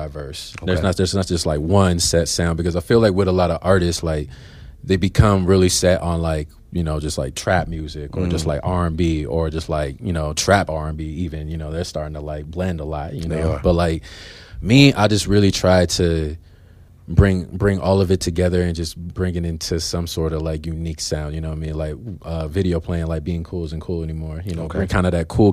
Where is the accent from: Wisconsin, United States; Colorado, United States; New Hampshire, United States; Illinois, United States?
Colorado, United States; Aurora; also born or lived in Augusta, Georgia / New Jersey; I've lived in Aurora since I was 5 years old. So I'm a native